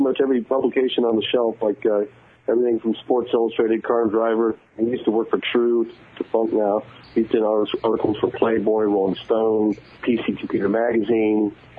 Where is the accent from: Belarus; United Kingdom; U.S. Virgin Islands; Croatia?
United Kingdom; England; moved away; I was born in England, actually. Most of my family lived in Europe.